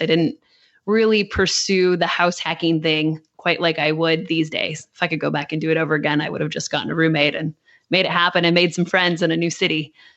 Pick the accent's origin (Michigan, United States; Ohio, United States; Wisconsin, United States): Michigan, United States; now in Nashville, United States; we grew up in Michigan